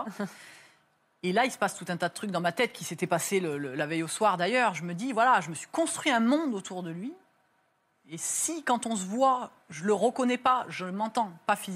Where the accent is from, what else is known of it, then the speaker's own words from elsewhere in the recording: France; je lui dis, mais je vous en supplie, je viens de France, c'est pas dans les règles